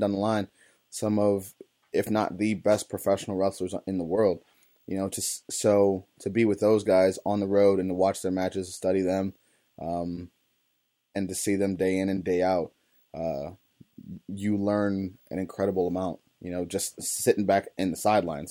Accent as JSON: {"language": "English", "town": "East Cleveland", "region": "Ohio", "country": "United States", "tie": "born or raised there", "said": "I grew up in East Cleveland, on the east side of Cleveland, Ohio"}